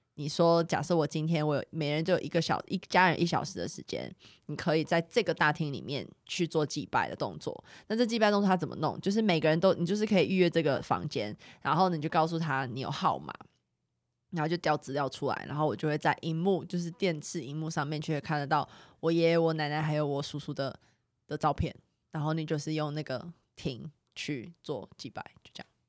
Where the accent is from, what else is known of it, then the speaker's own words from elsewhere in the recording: Xindian, New Taipei, Taiwan; 我从小在新店长大